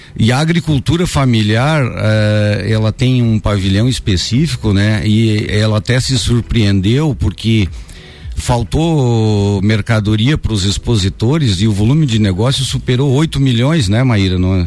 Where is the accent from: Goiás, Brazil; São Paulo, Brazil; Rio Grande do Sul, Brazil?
Rio Grande do Sul, Brazil; São José dos Ausentes; eu nasci em São José dos Ausentes, no Rio Grande do Sul, município uhum. que faz divisa com São Joaquim